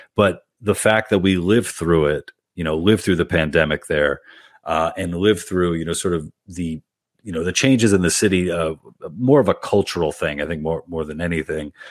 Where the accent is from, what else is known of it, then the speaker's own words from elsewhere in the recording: New York City, New York, United States; I'm from Queens originally